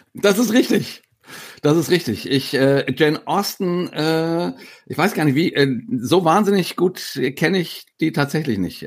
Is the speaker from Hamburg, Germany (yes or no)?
no; near Frankfurt, Hesse, Germany; ich komme aus der Nähe von Frankfurt